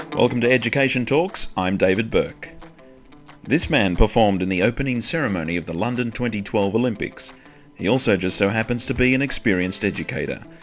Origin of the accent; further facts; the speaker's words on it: Wollongong, New South Wales, Australia; my hometown Wollongong